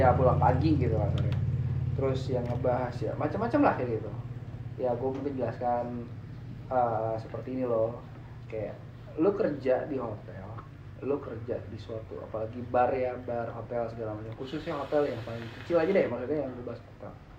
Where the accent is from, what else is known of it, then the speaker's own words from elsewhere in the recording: Indonesia; no I'm Indonesian